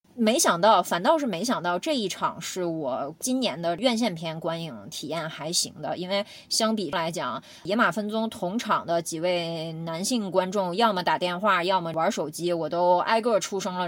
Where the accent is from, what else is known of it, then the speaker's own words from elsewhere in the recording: Northeast China, China; 我们东北虎